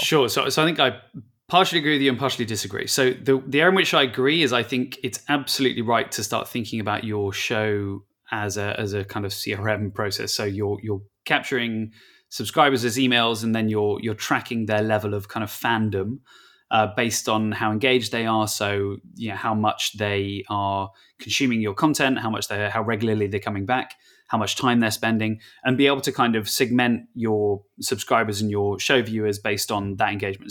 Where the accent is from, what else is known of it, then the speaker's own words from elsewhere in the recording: England, United Kingdom; I'm English